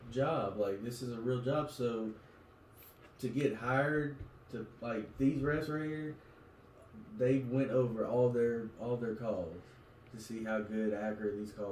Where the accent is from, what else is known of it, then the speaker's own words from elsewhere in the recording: West Virginia, United States; So we got a team here, and I got drafted to another team, and but I'm from West Virginia.